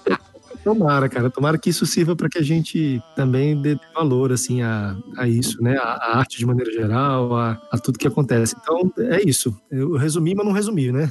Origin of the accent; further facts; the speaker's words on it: Brasília, Federal District, Brazil; also born or lived in Minas Gerais; tenho família mineira, como eu já falei, mas aqui de Brasília